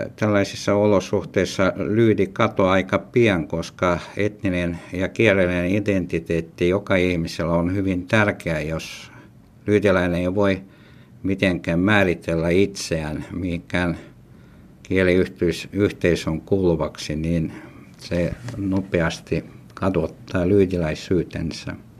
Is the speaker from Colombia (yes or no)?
no; Petrozavodsk, Republic of Karelia, Russia; first language Ludian; Finnish is a second language; now in Finland; Olen rodinut Petroskol. Puolet minun elot olen elänyt Suomessa. Toinen puolisko meni Petroskol.